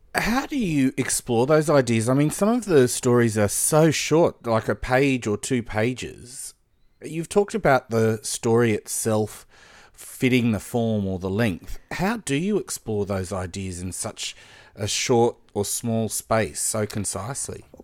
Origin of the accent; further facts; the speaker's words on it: Sydney, New South Wales, Australia; I'd say, "Well, Blacktown."